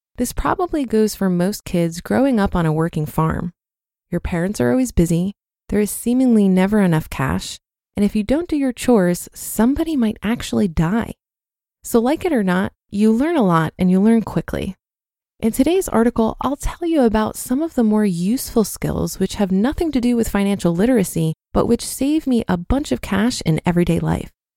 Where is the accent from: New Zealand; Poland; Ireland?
Poland; now in United Kingdom; I grew up in Poland